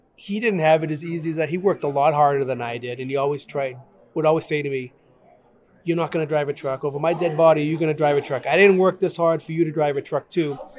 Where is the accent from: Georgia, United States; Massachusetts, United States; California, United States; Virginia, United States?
Massachusetts, United States; Brockton; I grew up in Brockton, Massachusetts